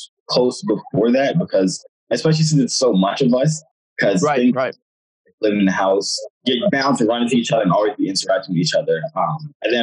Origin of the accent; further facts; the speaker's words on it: United States; also born or lived in Jamaica (parents); Both my parents are from Jamaica, but I was born here. So technically, I'm Jamaican.